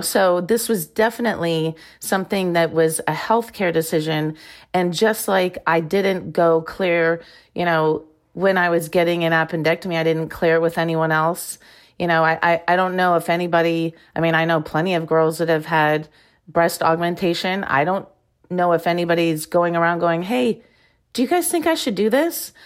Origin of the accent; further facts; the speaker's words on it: Iowa, United States; moved away as an adult; also born or lived in Arizona; I grew up in Iowa